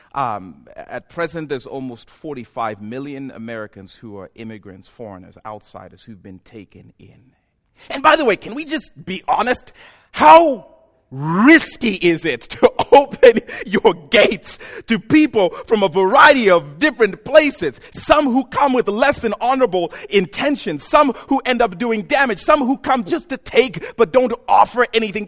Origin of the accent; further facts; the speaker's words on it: Zambia; moved away as an adult; also born or lived in Ohio; now in United States; I'm from Zambia